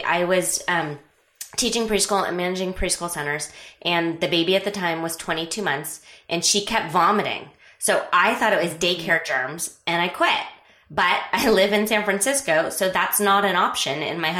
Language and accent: English; Scotland, United Kingdom; because I'm Scottish and I don't want to pay for hosting.